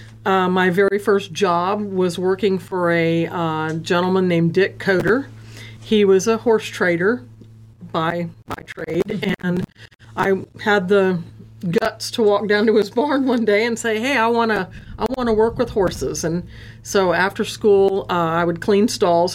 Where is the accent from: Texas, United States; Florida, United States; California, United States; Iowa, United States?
Florida, United States; Fort Lauderdale; also born or lived in Ocala, Florida; I grew up in Fort Lauderdale